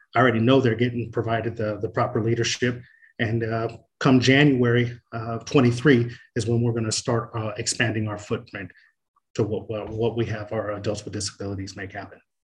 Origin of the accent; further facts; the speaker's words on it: Oceanside, California, United States; also born or lived in Marshall, Texas; I grew up on Boyner Street in Oceanside on the east side